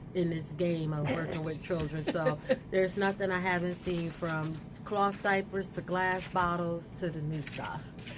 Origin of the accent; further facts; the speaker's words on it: Trenton, New Jersey, United States; I was born and raised in Trenton, so I am a true Trentonian